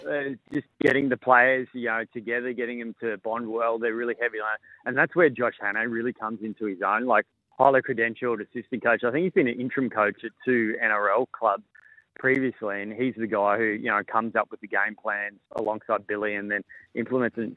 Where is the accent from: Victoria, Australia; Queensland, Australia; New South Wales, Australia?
Queensland, Australia; as a Queenslander